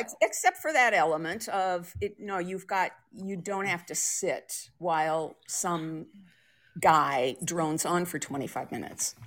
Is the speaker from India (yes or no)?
no; Colorado, United States; also born or lived in Portland, Oregon / New Haven, Connecticut / Minneapolis / Iowa; now in Central Oregon, United States; I grew up in Colorado, but I've lived on both coasts